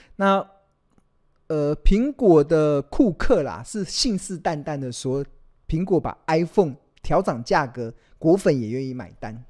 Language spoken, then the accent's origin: Chinese; Taiwan; 我们身为台湾人